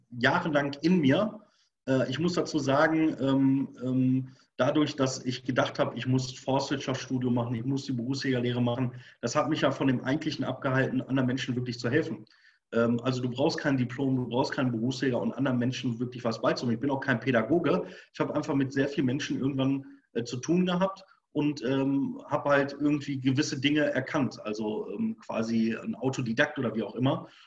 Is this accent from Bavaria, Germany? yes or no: no; Bochum, North Rhine-Westphalia, Germany; Ich komme nicht aus dem Jägerhaushalt. Ich komme von der Königsallee, von Bochum. Ich bin Bochumer Jung. Da ist nichts mit Wald oder irgendwas, ja.